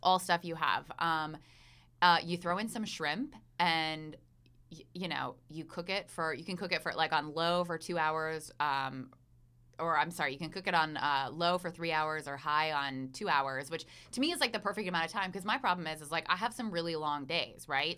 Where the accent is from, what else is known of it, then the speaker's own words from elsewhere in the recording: Pennsylvania, United States; now in Asheville, United States; I'm from Pennsylvania